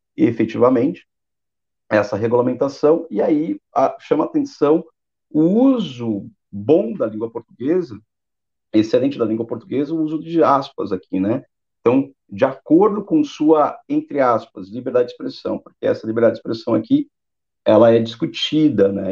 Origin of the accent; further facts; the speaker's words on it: Brazil; eu brasileiro